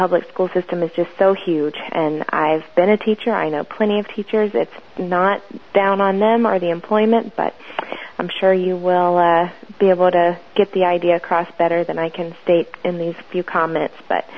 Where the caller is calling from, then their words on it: Florida, United States; I'm calling from Florida